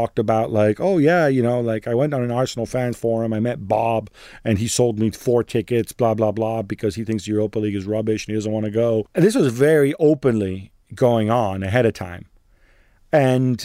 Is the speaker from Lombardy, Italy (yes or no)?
yes; Milan, Lombardy, Italy; I'm from Milan